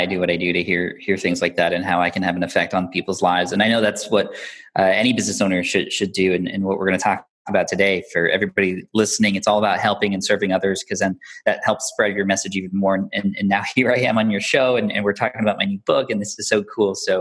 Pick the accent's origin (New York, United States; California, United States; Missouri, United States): California, United States; San Diego; I grew up in San Diego, California